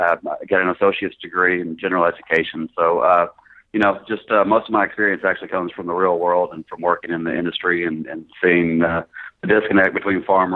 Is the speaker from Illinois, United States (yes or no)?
no; Greenville, Mississippi, United States; moved away as an adult; also born or lived in Paragould, Arkansas / San Antonio, Texas / Little Rock, Arkansas; So I actually grew up in Greenville, graduated high school, and went to college there in Mississippi. And then moved to San Antonio for a little while, and then moved back to Little Rock.